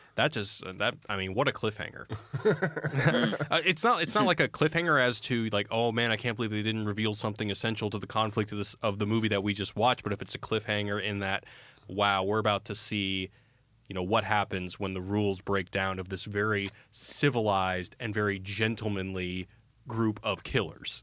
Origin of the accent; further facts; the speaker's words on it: Texas, United States; now in Los Angeles, United States; growing up in Texas